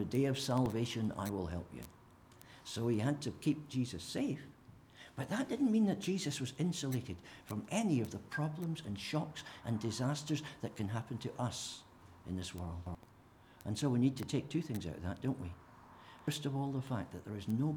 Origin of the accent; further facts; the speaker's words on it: St Andrews, Scotland, United Kingdom; I was born in Craigtown Infirmary in St. Andrews in 1950